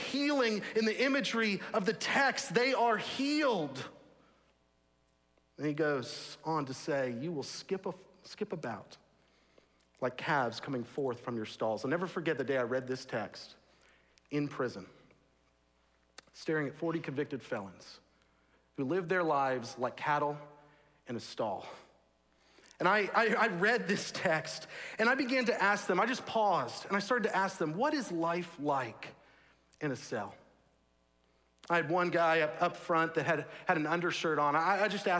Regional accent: Texas, United States; also born or lived in St Andrews, Scotland; I grew up in Texas.

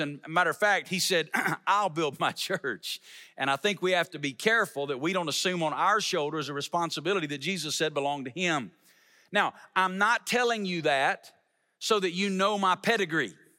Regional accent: Alabama, United States; moved away as an adult; now in Las Vegas, United States; I'm not originally from Las Vegas. I'm originally from Alabama.

